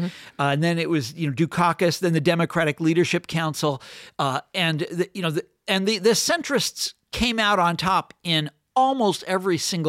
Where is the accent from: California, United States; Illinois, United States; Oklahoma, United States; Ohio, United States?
Illinois, United States; Chicago; So then comes this silver-tongued orator from Illinois, Barack Obama, who I was from Chicago.